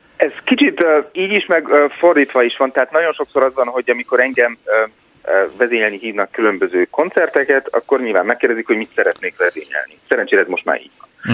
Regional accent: Hungary; moved away; én is magyar vagyok

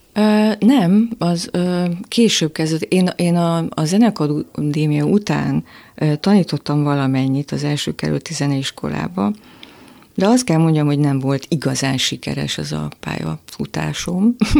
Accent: Miskolc, Borsod-Abaúj-Zemplén, Hungary; moved away; én Miskolcról jöttem föl

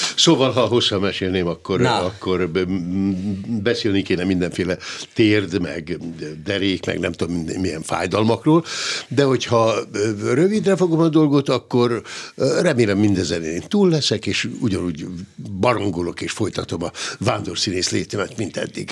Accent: Hungary; itt nálunk Magyarországon, hogy mi, mi hogy is élünk

